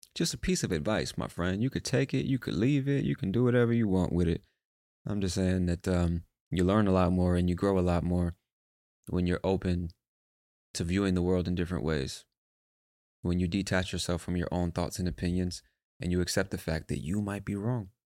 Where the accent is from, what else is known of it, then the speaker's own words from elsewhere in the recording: United States; I'm American